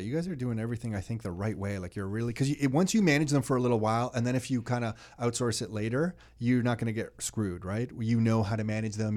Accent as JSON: {"language": "English", "town": "Mississauga", "region": "Ontario", "country": "Canada", "tie": "born or raised there", "said": "I grew up in Mississauga around a lot of Italians"}